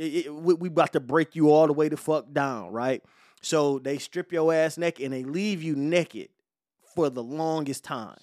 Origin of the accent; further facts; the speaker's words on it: Detroit, Michigan, United States; I'm from Detroit